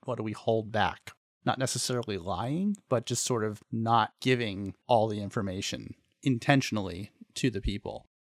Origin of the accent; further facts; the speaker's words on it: United States; we as American citizens